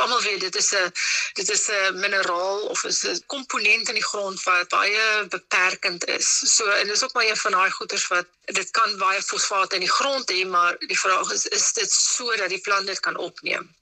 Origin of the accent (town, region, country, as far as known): South Africa